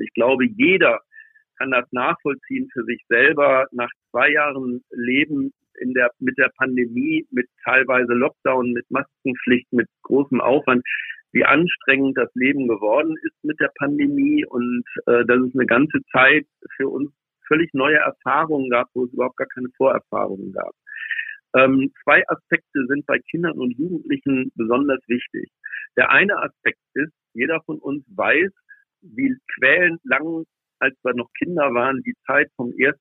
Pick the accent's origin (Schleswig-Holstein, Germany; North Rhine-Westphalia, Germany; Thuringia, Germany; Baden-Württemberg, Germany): Schleswig-Holstein, Germany; aus meiner Heimat aus Schleswig-Holstein